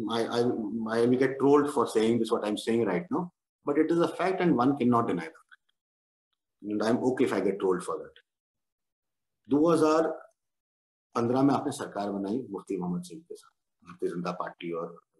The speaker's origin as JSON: {"language": "Hindi", "region": "Jammu and Kashmir", "country": "India", "moved": "yes", "said": "as a Kashmiri पंडित मैं कश्मीरी पंडित तभी हूँ जब मैं कश्मीर से हूँ"}